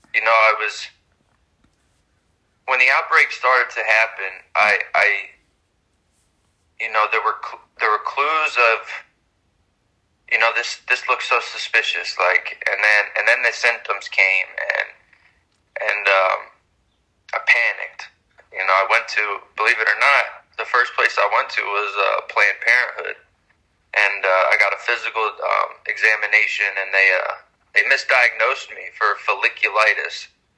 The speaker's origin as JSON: {"language": "English", "town": "Philadelphia", "region": "Pennsylvania", "country": "United States", "tie": "born or raised there", "said": "I was born and raised in Philadelphia"}